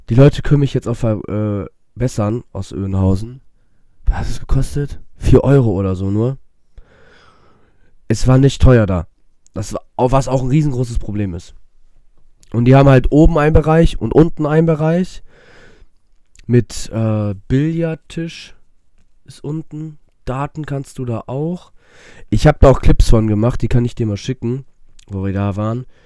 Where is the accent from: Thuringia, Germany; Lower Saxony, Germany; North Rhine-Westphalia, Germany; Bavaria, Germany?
North Rhine-Westphalia, Germany; Düsseldorf; So, das war's dann für mich als Düsseldorfer.